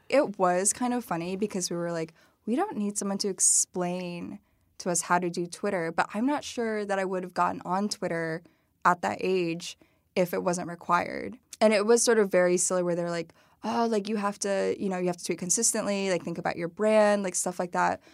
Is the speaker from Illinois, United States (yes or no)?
yes; Dunlap, Illinois, United States; moved away; also born or lived in Madison, Wisconsin / Peoria, Illinois; It's called the, the, the Village of Dunlap. It, like, used to be a farming village. Basically, it's now more of, like, a suburb of Peoria. Um, and I really grew up there, I think, from the age of seven through, like, high school